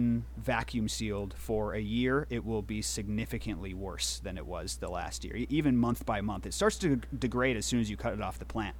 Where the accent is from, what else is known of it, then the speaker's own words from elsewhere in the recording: Chicago, Illinois, United States; moved away as an adult; also born or lived in California; now in Eureka, United States; I grew up in Chicago, Illinois, and 20 years old, I wasn't happy with my job or kind of where I was